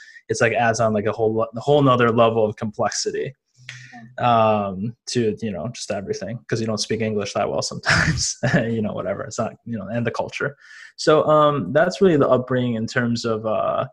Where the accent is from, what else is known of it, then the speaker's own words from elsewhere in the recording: Madison, Wisconsin, United States; I grew up in Wisconsin. I was born in Madison, Wisconsin